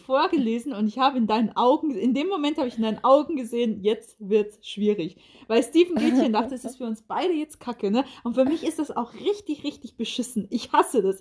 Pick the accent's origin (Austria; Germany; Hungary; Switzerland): Germany; Oldenburg, Lower Saxony; ich komme aus Oldenburg